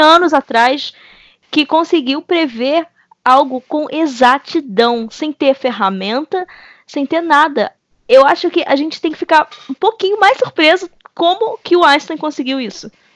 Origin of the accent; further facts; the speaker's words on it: Belford Roxo, Rio de Janeiro, Brazil; eu venho do subúrbio carioca. No caso, subúrbio fluminense, mas de onde eu venho, Belfor Roxo